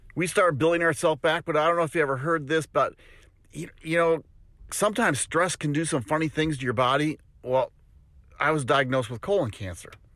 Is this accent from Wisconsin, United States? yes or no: yes; Wisconsin, United States; now in Tennessee, United States; I'm originally from Wisconsin